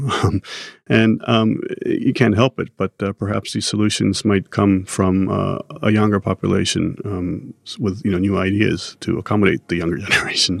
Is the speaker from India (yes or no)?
no; Japan; Growing up in Japan